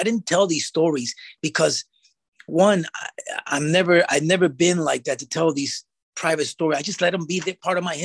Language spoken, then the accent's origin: English; United States; I was just born in the United States